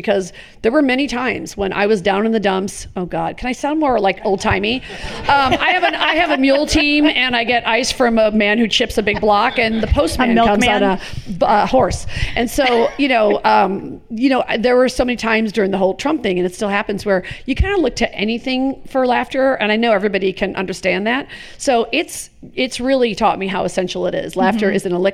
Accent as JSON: {"language": "English", "town": "Chicago", "region": "Illinois", "country": "United States", "tie": "born or raised there", "said": "I grew up in Richard Daley, Chicago"}